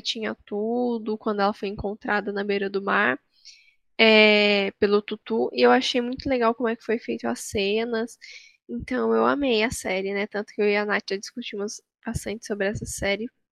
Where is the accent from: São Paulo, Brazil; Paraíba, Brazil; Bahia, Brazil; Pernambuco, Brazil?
São Paulo, Brazil; Taubaté; eu também sou de Taubaté, como a Marina